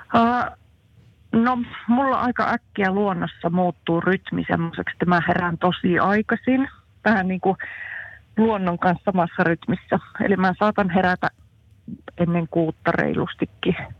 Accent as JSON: {"language": "Finnish", "region": "Central Finland", "country": "Finland", "also_born_or_lived": "Jyväskylä / Jämsä", "said": "keski-ikäinen eräopas Keski-Suomesta"}